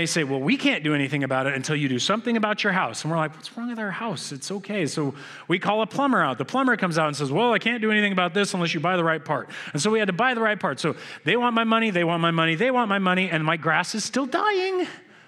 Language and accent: English; United States; I'm an American